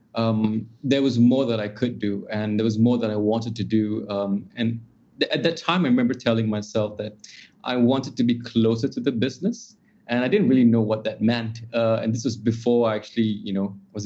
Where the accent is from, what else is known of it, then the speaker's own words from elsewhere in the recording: Singapore; also born or lived in Australia; I'm a Singaporean, trained as a solicitor in Australia